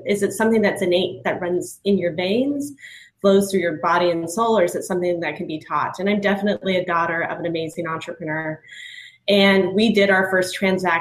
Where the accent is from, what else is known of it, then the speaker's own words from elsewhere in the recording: Hailey, Idaho, United States; now in Denver, United States; I grew up in Haley, Idaho, which is a small town in the valley of Sun Valley, Idaho